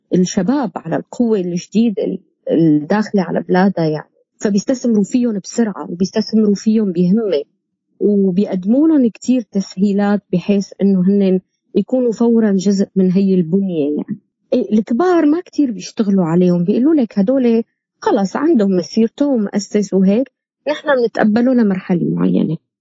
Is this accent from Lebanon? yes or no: no; Syria; moved away; نحن كسوريين